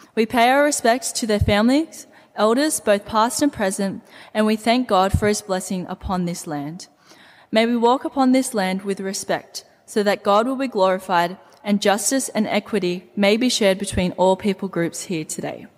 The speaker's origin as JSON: {"language": "English", "town": "Campbelltown", "region": "New South Wales", "country": "Australia", "tie": "born or raised there", "said": "I am a proud Dungadi and Wiradjuri woman born and raised in Campbelltown"}